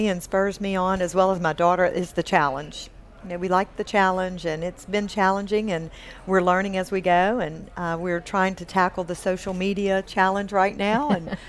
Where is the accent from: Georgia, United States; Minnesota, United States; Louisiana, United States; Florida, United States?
Louisiana, United States; Natchitoches; My first job, I was 15. I worked in Natchitoches. I grew up in Natchitoches, Louisiana.